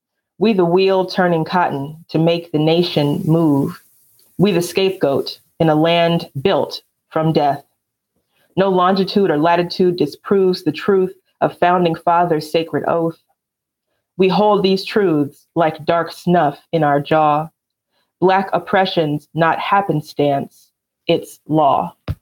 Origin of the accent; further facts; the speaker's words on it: Alabama, United States; because I don't really have a Southern accent, they'll ask, oh, so where are you from? And I say Alabama.